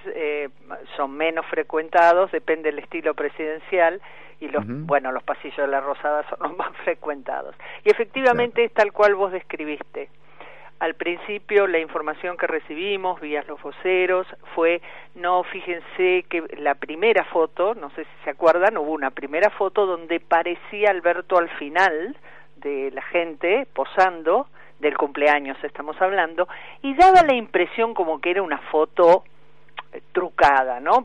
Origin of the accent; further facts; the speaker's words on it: Argentina; yo como ciudadana argentina